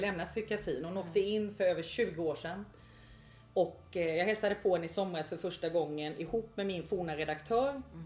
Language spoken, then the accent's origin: Swedish; Växjö, Kronoberg County, Sweden; moved away; Jag är ju från Ingelsta utanför Växjö från början